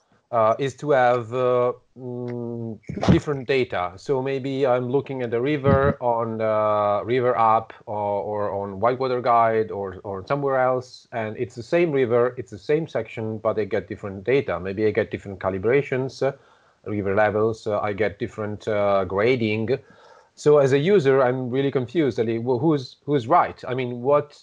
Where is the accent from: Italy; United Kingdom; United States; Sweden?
Italy; I'm from Italy